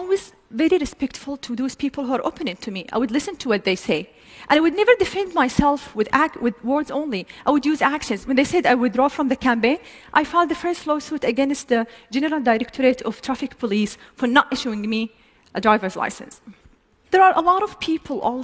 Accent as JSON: {"language": "English", "country": "Saudi Arabia", "said": "I'm a proud Saudi woman, and I do love my country"}